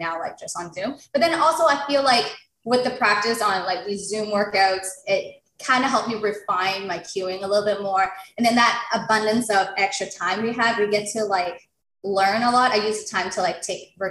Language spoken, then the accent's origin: English; Toronto, Ontario, Canada; I was born and raised in Toronto